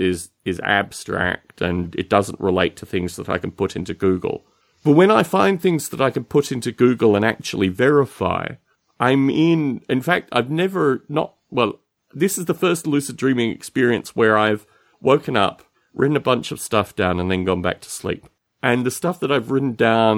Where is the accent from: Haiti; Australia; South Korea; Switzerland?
Australia; growing up in Australia